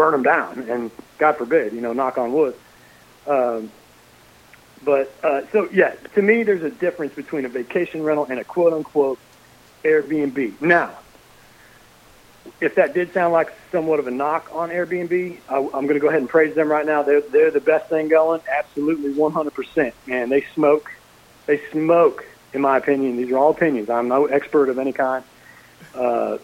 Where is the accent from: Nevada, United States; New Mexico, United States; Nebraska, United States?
Nebraska, United States; moved away; I grew up in Nebraska